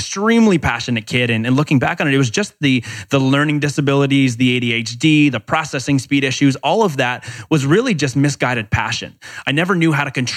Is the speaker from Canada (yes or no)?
yes; Canada; I'm from Canada